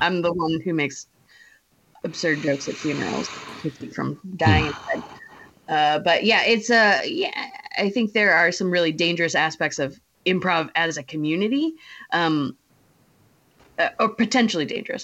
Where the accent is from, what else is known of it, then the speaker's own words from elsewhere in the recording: Ohio, United States; moved away; also born or lived in Michigan; I'm from Ohio originally, so we stayed Midwest.